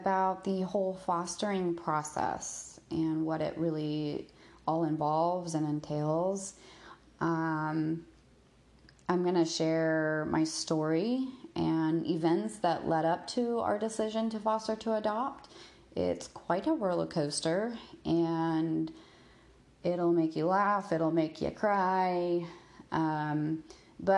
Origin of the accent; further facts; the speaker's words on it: Texas, United States; moved away as an adult; also born or lived in Hawaii; I grew up in Texas